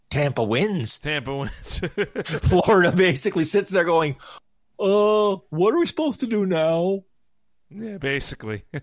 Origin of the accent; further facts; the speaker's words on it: Canada; as a Canadian hockey fan, I'm all for that.